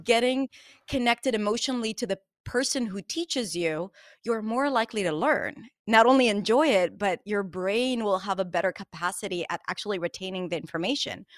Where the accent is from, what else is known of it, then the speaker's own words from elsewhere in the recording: Israel; I'm from Israel